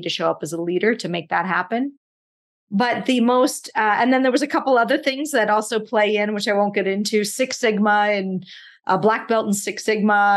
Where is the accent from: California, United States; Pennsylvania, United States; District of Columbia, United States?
Pennsylvania, United States; Pittsburgh; I grew up in Pittsburgh